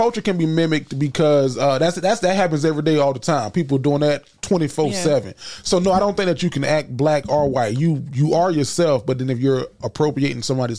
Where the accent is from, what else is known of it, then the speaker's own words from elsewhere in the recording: the South, United States; accent: Southern; I talk like I'm from the South. Like, I talk with this dialect because of where I grew up around.